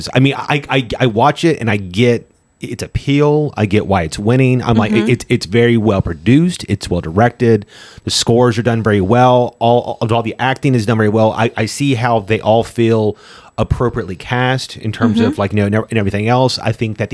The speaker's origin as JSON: {"language": "English", "country": "United States", "said": "I'm American"}